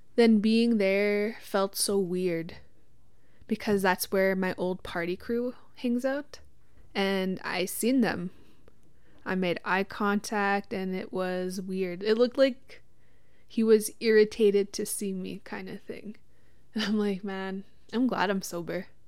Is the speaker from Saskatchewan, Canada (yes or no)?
yes; Witchekan Lake First Nation, Saskatchewan, Canada; I'm from Wichita Lake First Nation.